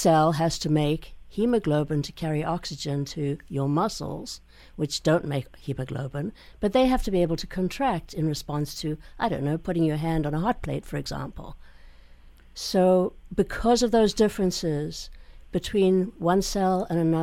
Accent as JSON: {"language": "English", "country": "South Africa", "tie": "born or raised there", "moved": "yes", "lives_now": "United States", "said": "I grew up in South Africa"}